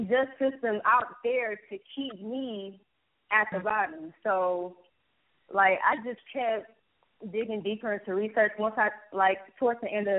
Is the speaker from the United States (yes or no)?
yes; Detroit, Michigan, United States; I'm 20 years old, you know, born and raised in Detroit.